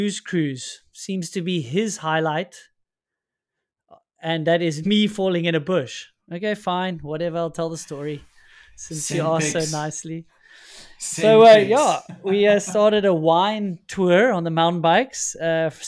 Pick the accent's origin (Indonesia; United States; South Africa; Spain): South Africa; as a South African.